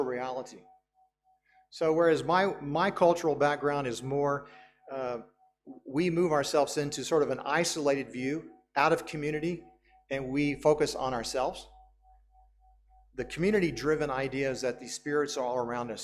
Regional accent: United States; As a Western person, as an American, I grew up with this worldview

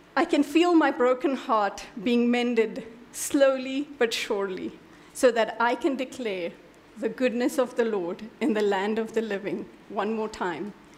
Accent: India; I'm an Indian

